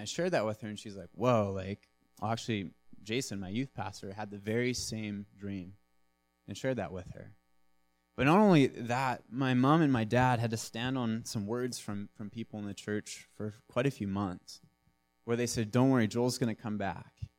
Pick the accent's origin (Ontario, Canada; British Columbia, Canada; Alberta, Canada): British Columbia, Canada; Nanaimo; I'm from Nanaimo. I'm born and raised.